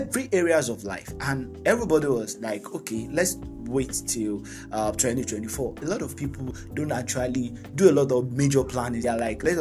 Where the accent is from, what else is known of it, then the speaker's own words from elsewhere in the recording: Nigeria; I'm from Nigeria, and I'm a Nigerian. I'm a Yoruba guy